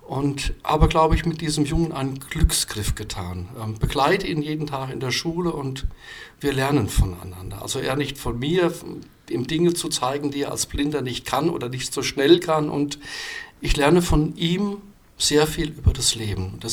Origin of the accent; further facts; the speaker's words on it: Rhineland-Palatinate, Germany; Ich habe viele, viele meiner Instrumente in meiner alten Heimat im Westerwald zwischengelagert.